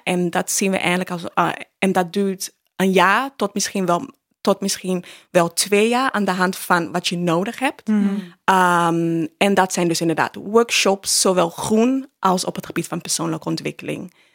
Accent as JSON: {"language": "Dutch", "country": "Ghana", "tie": "born or raised there", "moved": "yes", "lives_now": "Netherlands", "said": "ik ben in Ghana opgevoed"}